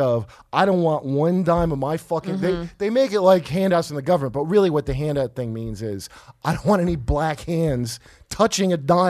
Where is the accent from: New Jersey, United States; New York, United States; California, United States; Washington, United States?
New Jersey, United States; Toms River; Mostly where I grew up in Tom's River. A lot of dumbass lunkheads, are mostly white, right?